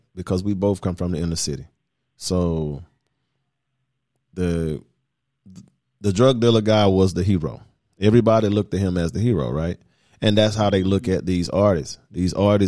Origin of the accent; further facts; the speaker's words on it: the South, United States; Here we are from the South